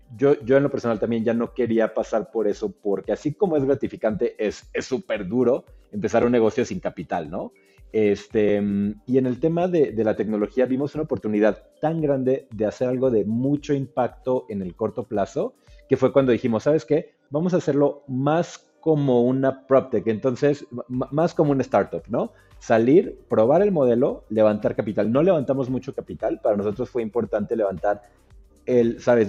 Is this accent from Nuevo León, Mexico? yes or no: no; Mexico City, Mexico; moved away as an adult; yo soy del DF